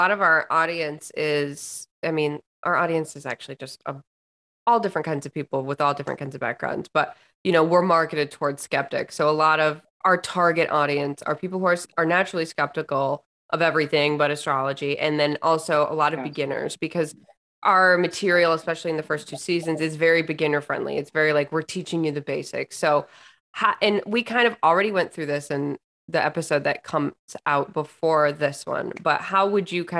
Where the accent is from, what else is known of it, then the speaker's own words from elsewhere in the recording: Lansing, Michigan, United States; I was born and raised in Lansing, so I am a city girl